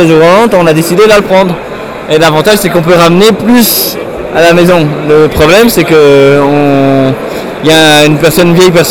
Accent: Nivelles, Walloon Brabant, Belgium; j'ai pas de pseudo et je viens de Nivelles.

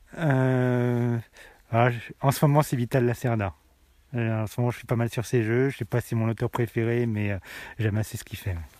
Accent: Tarare, Auvergne-Rhône-Alpes, France; je viens de Tarare

